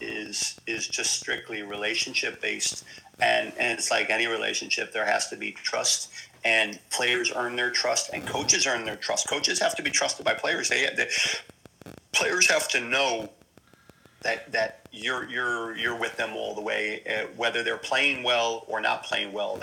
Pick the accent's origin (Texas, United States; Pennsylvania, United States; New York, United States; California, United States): Pennsylvania, United States; Scranton; moved away as an adult; now in Kinsale, Ireland; I'm from Scranton. We weren't worldly, and you know, leaving the area wasn't something you know, that was highly talked about